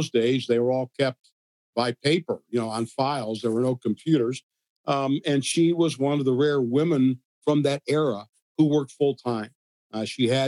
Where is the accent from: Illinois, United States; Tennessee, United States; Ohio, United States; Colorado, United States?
Ohio, United States; Mayfield Heights; moved away as an adult; also born or lived in Cleveland, Ohio; now in Pittsburgh, United States; I was in the city of Cleveland. And when I was nine, we moved out to a suburb called Mayfield Heights.